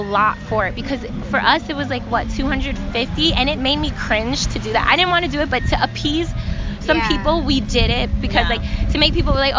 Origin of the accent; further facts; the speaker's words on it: New York City, New York, United States; and we're from New York.